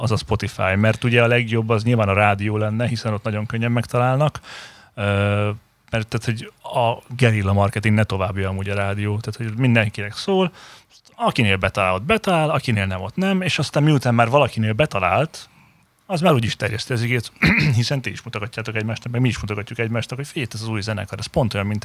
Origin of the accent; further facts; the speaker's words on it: Hungary; én is magyar vagyok, de külföldi nyelven éneklek